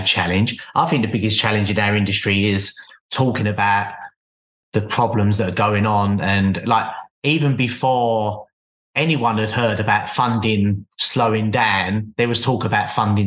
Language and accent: English; London, United Kingdom; I'm from London, so London's very, very busy